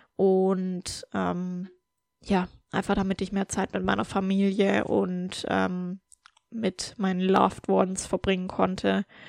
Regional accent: Germany; moved away; in meine Heimat zu fahren in Deutschland

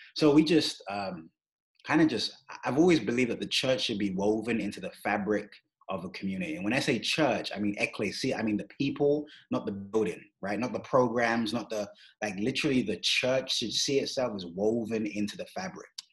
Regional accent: London, United Kingdom; moved away as an adult; now in Kansas City, United States; I grew up in London, England.

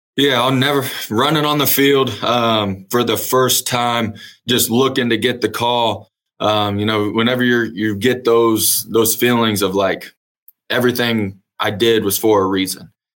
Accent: Emporia, Kansas, United States; moved away as an adult; now in Edmond, United States; I was originally born and raised in Emporia, Kansas. Uh, grew up there, went to high school at Emporia High

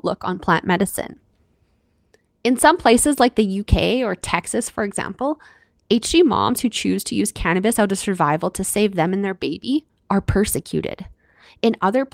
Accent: Canada; I'm your Canadian host

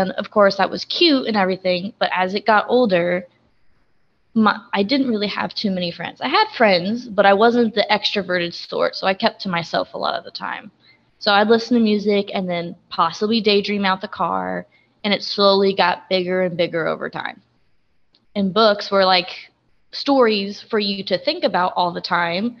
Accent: West Frankfort, Illinois, United States; I am 19 years old, and I am from West Frankfort, Illinois

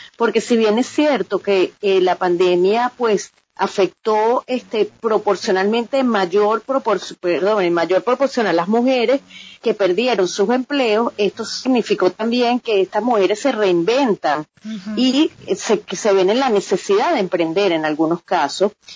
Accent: Venezuela; moved away as an adult; now in Miami, United States; yo también soy mujer migrante venezolana emprendedora

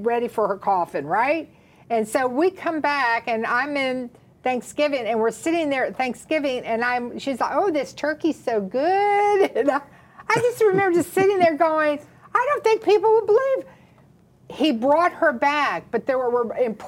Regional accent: the South, United States; we're from the South, so that's how we address our mamas-in-laws

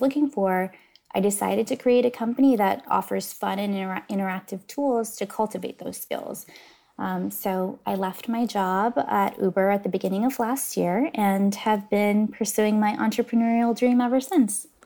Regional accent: Northern California, United States; I grew up in Northern California.

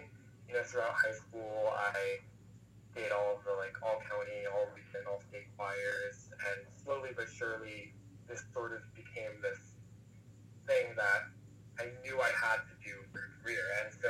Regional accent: Hudson Valley, New York, United States; I grew up in the Hudson Valley region of New York.

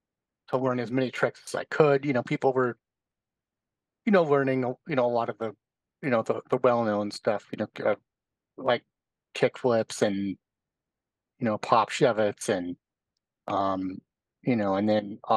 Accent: Bonners Ferry, Idaho, United States; now in Minneapolis, United States; I am originally from a small town in North Idaho, about 30 miles from the Canadian border called Bonner's Ferry.

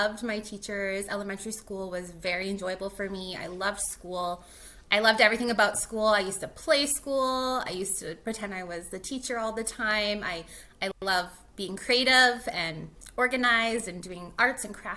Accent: North Battleford, Saskatchewan, Canada; moved away as an adult; also born or lived in Grande Prairie, Alberta; now in Edmonton, Canada; I actually was not born and raised in Edmonton. I am from Saskatchewan, a little town, I guess city called North Battleford.

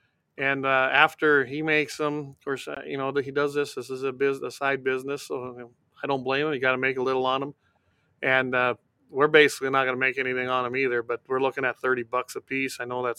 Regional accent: South Dakota, United States; moved away as an adult; now in North Dakota, United States; I was born and raised in the Dakotas. Of course, I lived in South Dakota, but just across the border. And then, of course, when I married my wife, we moved on to the ranch here in North Dakota.

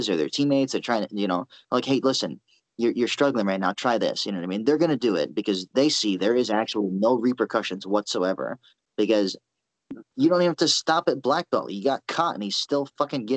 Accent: United States; I'm an American.

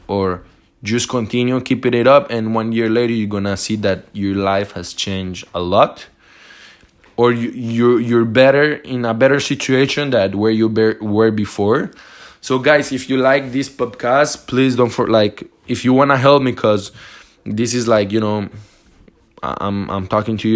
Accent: Montreal, Quebec, Canada; I'm from Montreal

